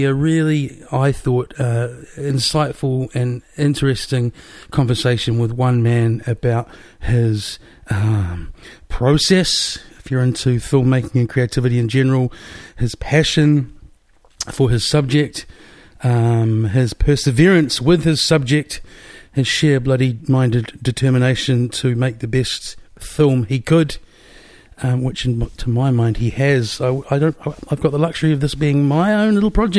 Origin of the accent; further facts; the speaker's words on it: Wellington, New Zealand; moved away; also born or lived in Melbourne; I'm from Wellington